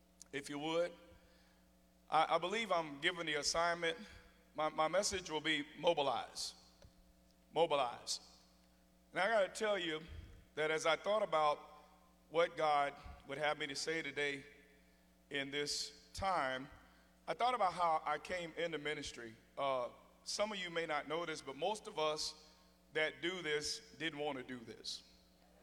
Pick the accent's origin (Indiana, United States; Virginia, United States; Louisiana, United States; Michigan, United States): Indiana, United States; Gary; I come from Gary, Indiana, and people from there aren't scared of much